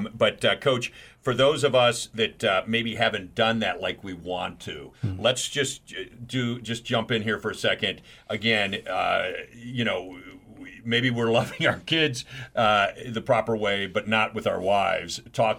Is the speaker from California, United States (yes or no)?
no; New York City, New York, United States; I grew up in New York City